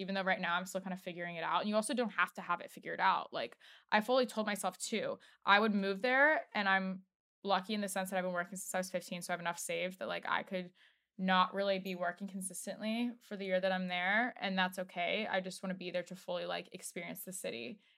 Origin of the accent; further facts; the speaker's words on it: Washington, District of Columbia, United States; also born or lived in Los Angeles; now in New York, United States; I know we're both from D C